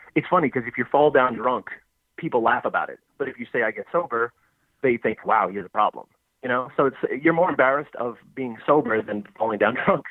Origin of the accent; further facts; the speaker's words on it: New York City, New York, United States; now in Philadelphia, United States; I'm from New York City. I currently live in Philadelphia